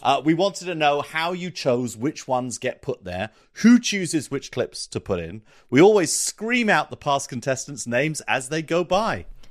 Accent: South East England, United Kingdom; moved away; being English educated, having grown up in the southeast of England

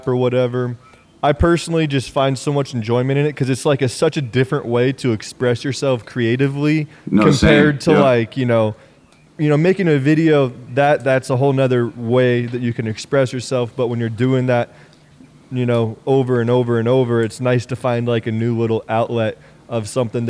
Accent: Kansas, United States; moved away as an adult; also born or lived in Arizona; I'm from Kansas originally

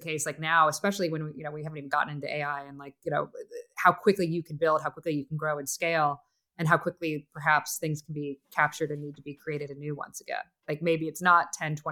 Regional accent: Northern Florida, United States; I grew up in Florida

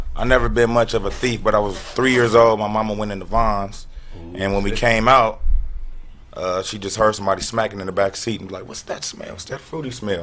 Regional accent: Gardena, California, United States; also born or lived in Watts, Los Angeles; I'm from Los Angeles.

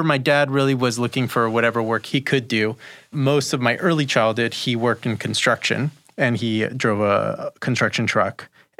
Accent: Lima, Peru; born there; Yeah, so I was born in Lima, Peru. My family's Peruvian.

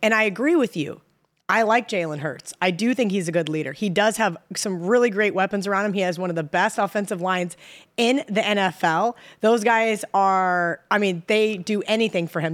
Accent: Kansas, United States; now in Las Vegas, United States; I grew up in Kansas

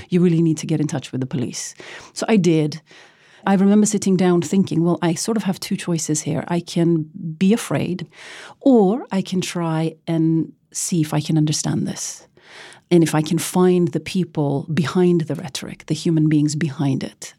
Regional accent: Oslo, Norway; Growing up in Oslo, Norway, as a brown girl

